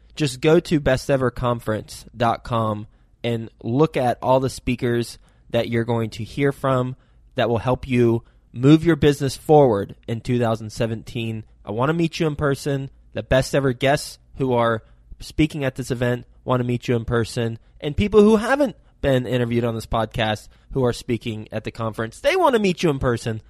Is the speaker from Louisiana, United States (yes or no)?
no; Flint, Michigan, United States; I was born in Flint, Michigan